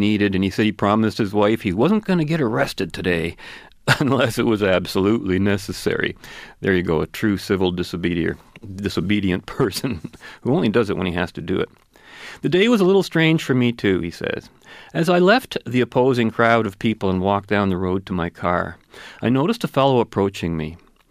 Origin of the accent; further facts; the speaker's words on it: Kelowna, British Columbia, Canada; Because I'm Canadian, I replied. But what about your people? Where are you from? I'm from Kelowna, B.C.